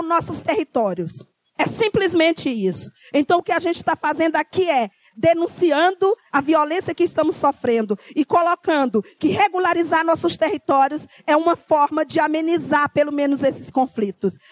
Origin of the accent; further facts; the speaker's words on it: São Vicente Island, Tocantins, Brazil; a ilha de São Vicente é meu território, eu quero a minha terra porque ela é minha por direito, é a minha herança